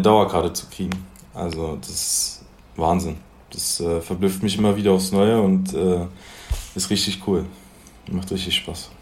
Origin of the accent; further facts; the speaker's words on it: Magdeburg, Saxony-Anhalt, Germany; Aus Magdeburg. Angefangen mit sieben Jahren, nee, acht Jahren beim Post SV Magdeburg